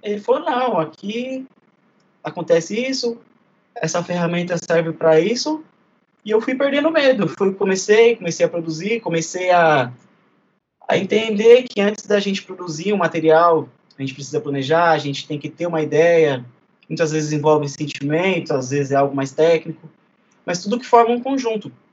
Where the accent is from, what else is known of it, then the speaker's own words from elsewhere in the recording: São Paulo, Brazil; sou do bairro de Guaianazes